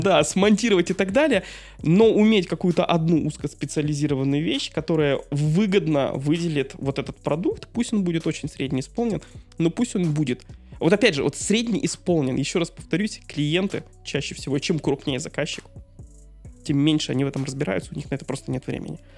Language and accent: Russian; Dudinka, Krasnoyarsk Krai, Russia; Город Дудинка, мой родной город